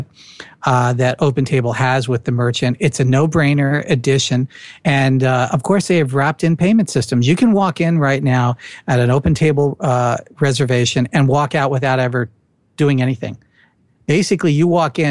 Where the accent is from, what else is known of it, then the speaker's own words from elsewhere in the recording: New Jersey, United States; accent: Jersey; my Jersey accent